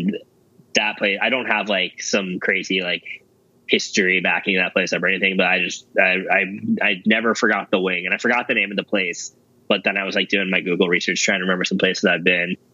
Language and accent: English; Los Angeles, California, United States; I grew up in Los Angeles